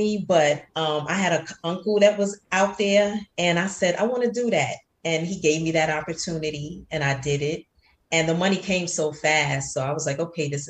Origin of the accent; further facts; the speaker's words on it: New York City, New York, United States; me growing up in Harlem, being in the streets